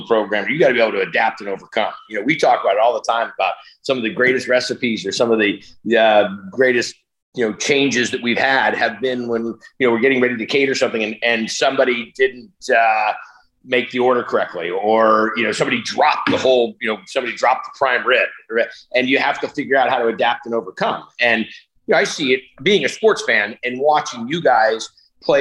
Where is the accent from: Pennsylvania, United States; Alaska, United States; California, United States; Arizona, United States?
California, United States; Northern; I grew up in Northern California